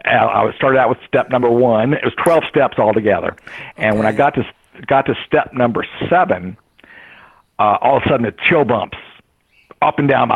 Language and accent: English; Greenville, West Virginia, United States; the property I grew up in Greenville, West Virginia. There's Indian Creek up there